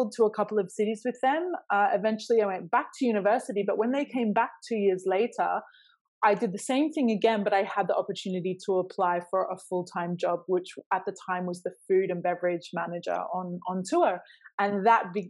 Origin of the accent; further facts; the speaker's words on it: Australia; moved away; I grew up in Australia, but neither of my parents are from Australia.